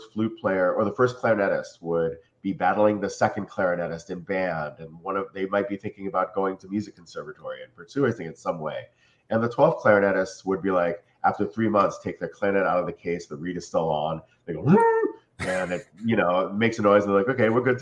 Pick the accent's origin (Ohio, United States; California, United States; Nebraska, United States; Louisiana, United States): Ohio, United States; Cleveland; moved away as an adult; also born or lived in New York / Philadelphia; now in South Florida, United States; I'm from Cleveland, Ohio, so I went to college to study jazz